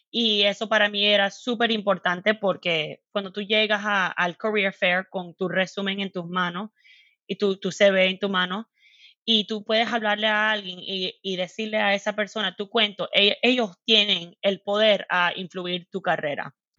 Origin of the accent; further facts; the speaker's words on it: Miami, Florida, United States; Spanish is a second language; moved away as an adult; now in Seattle, United States; yo nací en los Estados Unidos, en Miami, y mis papás son cubanos